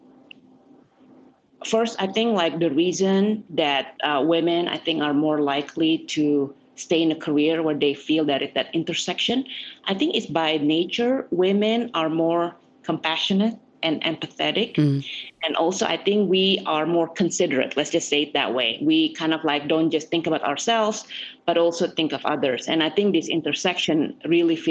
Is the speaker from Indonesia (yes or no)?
yes; Jakarta, Indonesia; now in United States; I was born and raised in Jakarta.